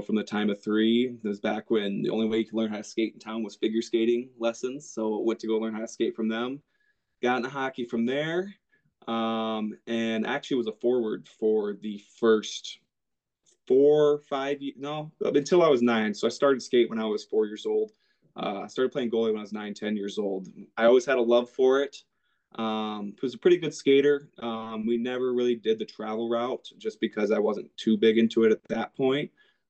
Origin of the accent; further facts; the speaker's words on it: Bettendorf, Iowa, United States; So growing up in Iowa, obviously hockey's not a prominent sport. Not a lot of ice down here.